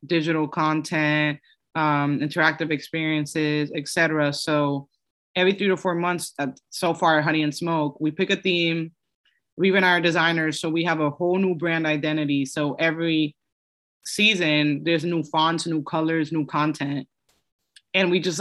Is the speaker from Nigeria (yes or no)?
no; New York, United States; also born or lived in Dominican Republic / Los Angeles; I'm from New York